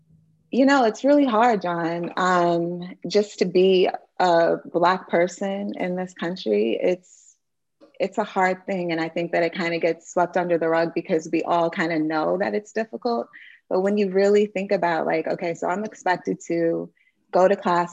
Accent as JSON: {"language": "English", "town": "Denmark", "region": "South Carolina", "country": "United States", "tie": "born or raised there", "also_born_or_lived": "Massachusetts / Montgomery County, Maryland", "moved": "yes", "said": "our community of Denmark, South Carolina, which is my hometown"}